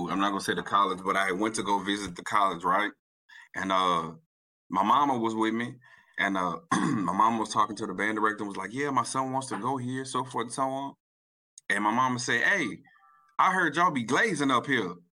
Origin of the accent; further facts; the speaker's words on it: New Orleans, Louisiana, United States; I'm, I'm, I'm from New Orleans, bro.